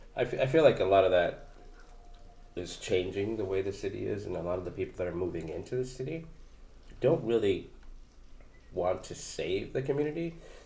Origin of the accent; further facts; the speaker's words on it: Los Angeles, California, United States; also born or lived in Echo Park; I'm from K-Town and I grew up in Koreatown. And then I lived, you know, I spend a lot of weekends in, you know, Echo Park. But then I moved to Echo Park